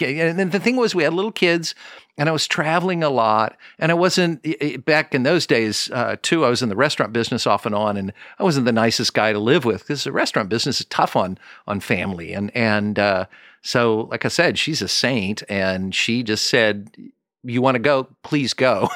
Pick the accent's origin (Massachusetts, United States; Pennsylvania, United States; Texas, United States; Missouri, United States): Missouri, United States; Kansas City; I'm from Kansas City.